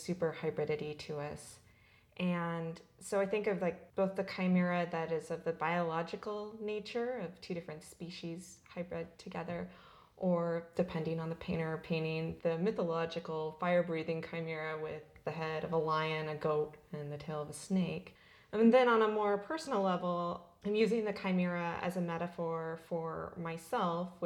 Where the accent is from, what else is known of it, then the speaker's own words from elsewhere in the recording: Southern California, United States; also born or lived in Albany, Oregon / Portland, Oregon; I was born in Albany, Oregon, and I was in the Portland metropolitan area for part of my childhood and then spent much of the rest of it in Southern California